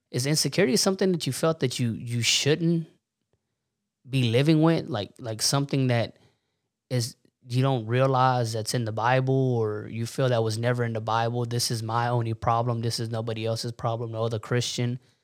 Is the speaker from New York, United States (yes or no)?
no; Warden, Texas, United States; we're from Warden, Texas, so we're not up there in the panhandle